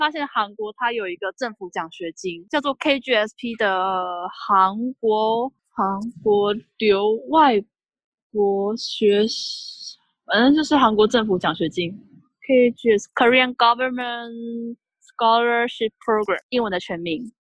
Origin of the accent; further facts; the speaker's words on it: Tainan, Taiwan; now in South Korea; 不是我讲话真的本来就有口音，很不台南人的口音。对，大学时候就被。就被常常被问你是台湾人吗？